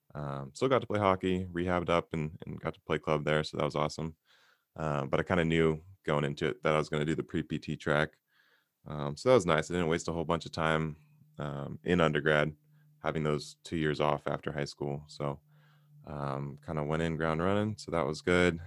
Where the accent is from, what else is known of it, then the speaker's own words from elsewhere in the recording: Santa Monica, California, United States; born and raised in Santa Monica, California